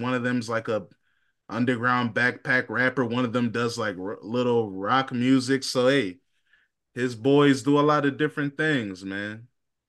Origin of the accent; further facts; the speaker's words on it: Atlanta, Georgia, United States; I'm from Atlanta. I got big teeth.